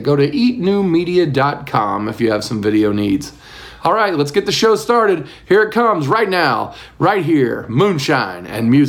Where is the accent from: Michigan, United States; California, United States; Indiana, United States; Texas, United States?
Indiana, United States; Muncie; I grew up on Rural Route 3 outside of Muncie